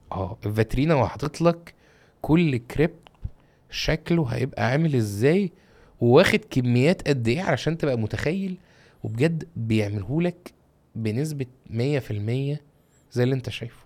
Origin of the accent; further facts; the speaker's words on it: Egypt; عندنا في مصر